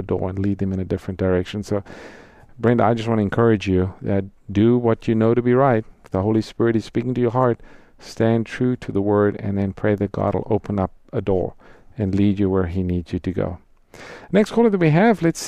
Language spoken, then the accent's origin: English; South Africa; I'm from South Africa, grew up there